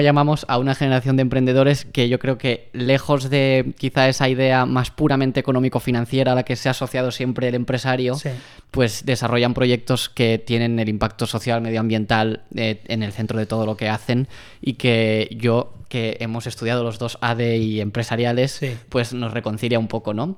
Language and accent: Spanish; Barcelona, Catalonia, Spain; Pau y yo, eh, los dos nacimos en Barcelona